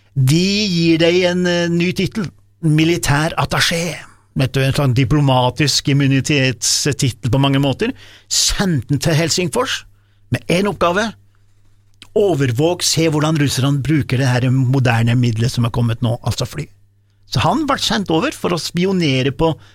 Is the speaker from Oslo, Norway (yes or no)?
no; Dombås, Innlandet, Norway; jeg kommer fra Domås